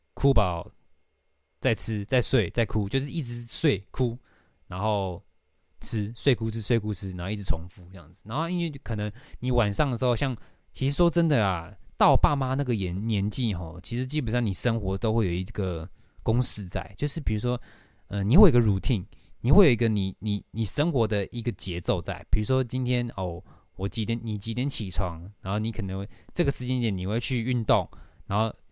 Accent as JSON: {"language": "Chinese", "region": "Taoyuan", "country": "Taiwan", "tie": "born or raised there", "moved": "yes", "lives_now": "Taipei, Taiwan", "said": "我要回我的老家桃园"}